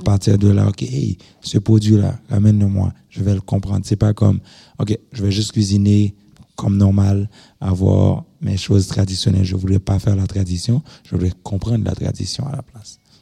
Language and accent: French; Haiti; moved away as an adult; now in Montreal, Canada; j'ai grandi en Haïti.